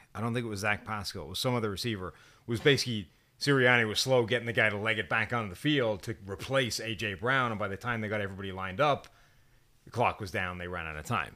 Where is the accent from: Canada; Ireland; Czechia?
Ireland; as an Irishman